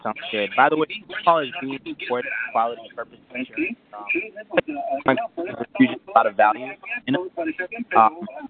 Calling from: Los Angeles, California, United States; I'm calling from Los Angeles.

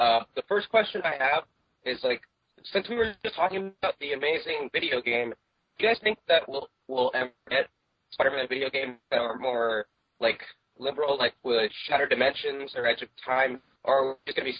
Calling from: Fort Lauderdale, Florida, United States; Calling from Fort Lauderdale, Florida.

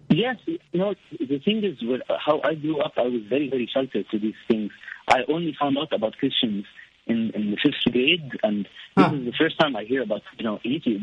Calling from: Lebanon; English is a second language; I'm calling from Lebanon. It's a small country.

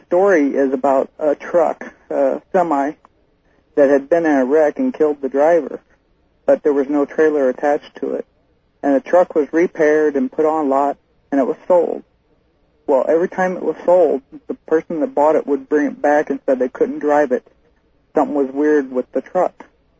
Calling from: Fairbanks, Alaska, United States; Fairbanks, Alaska. Listen to KFAR.

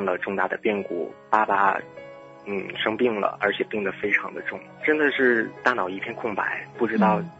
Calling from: Shenyang, Liaoning, China; 千里共良宵的听众朋友们，大家晚间时光快乐！我是来自于辽宁沈阳的 … ，非常高兴能够在节目当中与大家聊聊我的心情。

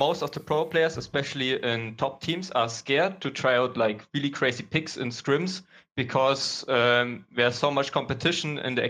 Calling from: Germany; So I'm calling from Germany.

